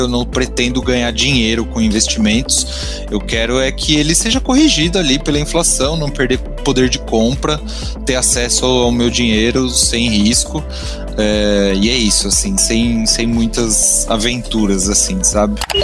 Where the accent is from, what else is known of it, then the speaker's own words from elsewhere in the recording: São Paulo, Brazil; also born or lived in Rio de Janeiro; eu sou de São Paulo